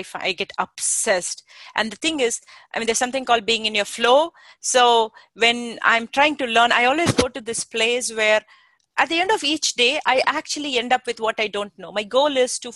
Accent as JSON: {"language": "English", "country": "India", "moved": "yes", "lives_now": "Silicon Valley, United States", "said": "I came originally from India"}